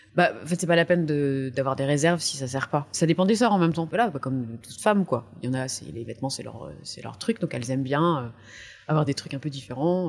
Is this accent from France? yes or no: yes; Soissons, Hauts-de-France, France; moved away; also born or lived in Tours; je suis née dans, l'Aisne, à Soissons, dans une famille euh, chrétienne